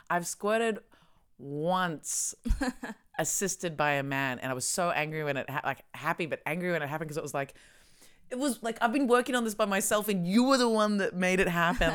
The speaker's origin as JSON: {"language": "English", "country": "Australia", "moved": "yes", "said": "I come from Australia"}